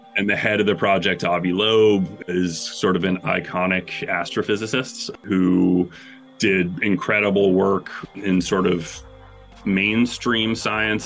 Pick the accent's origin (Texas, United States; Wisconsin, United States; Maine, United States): Maine, United States; Bangor; I grew up in Bangor, Maine, which is fairly north.